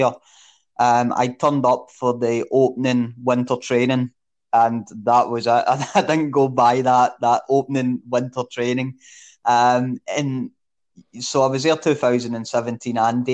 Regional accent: Coatbridge, Scotland, United Kingdom; I was from Coatbridge.

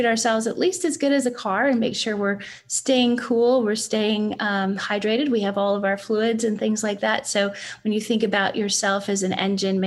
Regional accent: Canada; moved away; As a Canadian

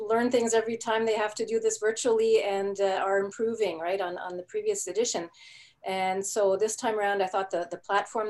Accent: Quebec, Canada; first language German; English is a second language; I was born in Canada, but more specifically in Quebec.

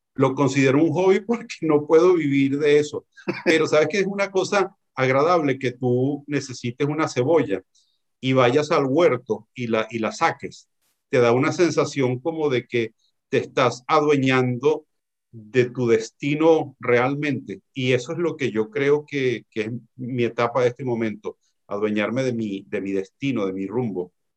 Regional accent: Venezuela; now in Tenerife, Spain; me fui chiquitico, me fui niño a Venezuela

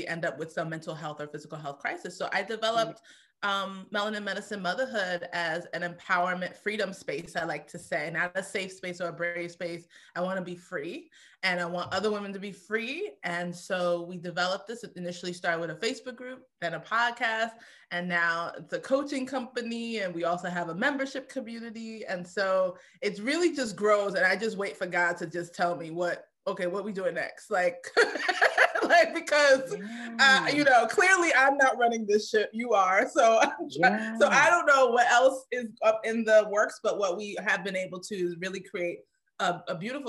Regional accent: New York City, New York, United States; I grew up in Brooklyn

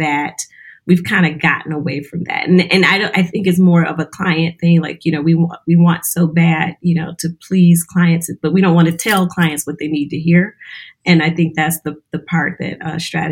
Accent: Louisiana, United States; now in Detroit, United States; I'm originally from Louisiana. I'm here in Detroit, but originally from Louisiana

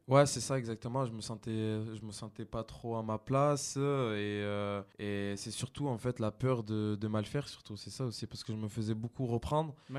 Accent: Sorgues, Provence-Alpes-Côte d'Azur, France; also born or lived in Nîmes; now in Avignon, France; je suis originaire de Sorgue et aujourd'hui, j'habite j'habite à Avignon

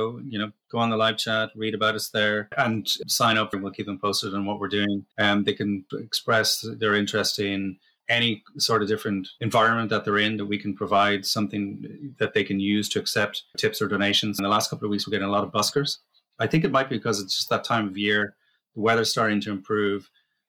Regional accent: Sandakan, Sabah, Malaysia; I was born in Borneo in Malaysia. And we lived in a place called Sandakan, which is kind of the on the east coast there. And it's kind of jungle near.

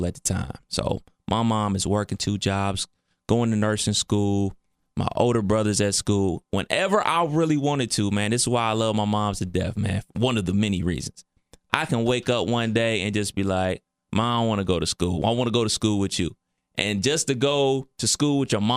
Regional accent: Cleveland, Ohio, United States; moved away; my hometown of Cleveland, Ohio.

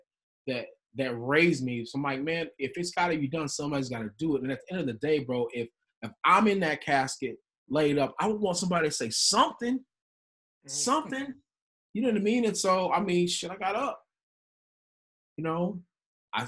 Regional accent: West Texas, United States; we grew up in West Texas

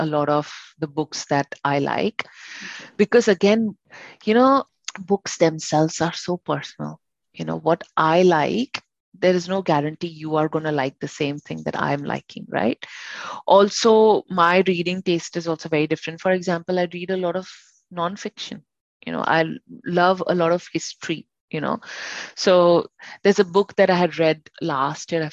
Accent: India; now in Sydney, Australia; I'll call myself Indian, right? Because I grew up in India

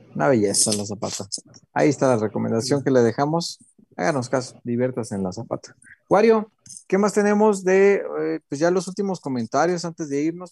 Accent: Mexico

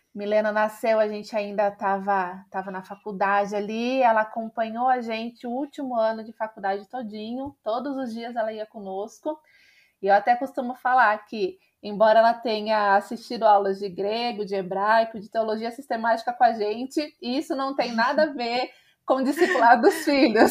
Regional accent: interior of São Paulo, Brazil; moved away as an adult; also born or lived in Contagem, Minas Gerais / Campinas; Eu sou do interior de São Paulo

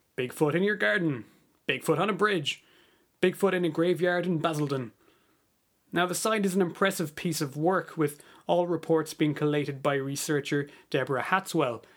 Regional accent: Ireland; moved away as an adult; also born or lived in United States / Canada; I'm Irish, but I've spent a bit of time living in America and Canada

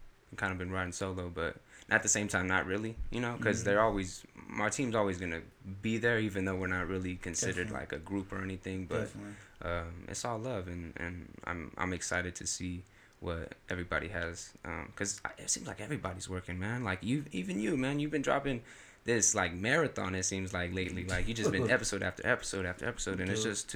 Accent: Bakersfield, California, United States; I'm from Bakersfield, California, 24.

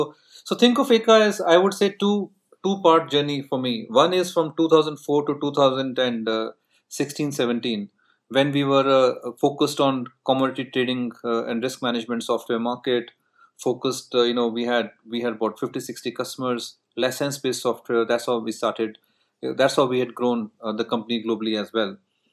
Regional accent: North India, India; In fact, I'm from North India.

